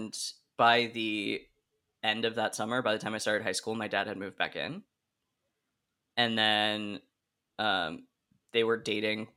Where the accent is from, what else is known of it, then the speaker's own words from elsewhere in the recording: Oregon, United States; all of my extended family's in Rhode Island and I grew up in Oregon